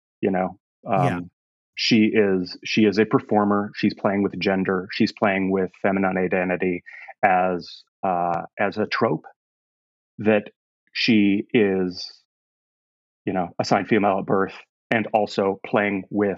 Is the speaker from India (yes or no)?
no; Canada; moved away; also born or lived in East Bay, United States; It's complicated, but I'm Canadian. But my father in the 80s was in software, and so we moved us to the East Bay here in Northern California